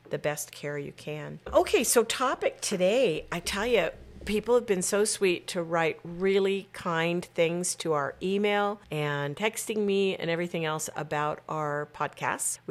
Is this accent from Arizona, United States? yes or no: yes; Arizona, United States; moved away; I grew up in Arizona